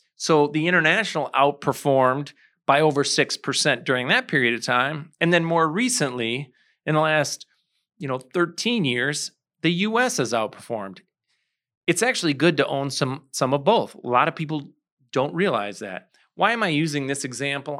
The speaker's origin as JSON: {"language": "English", "town": "St. Charles", "region": "Illinois", "country": "United States", "tie": "born or raised there", "said": "I grew up in Saint Charles."}